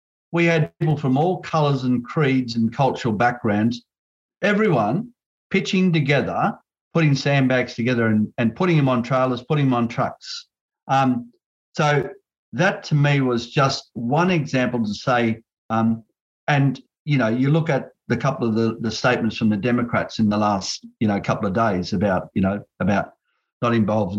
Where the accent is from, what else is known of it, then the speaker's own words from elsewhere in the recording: Australia; I'm First Nation, I'm still, you know, I'm still Australian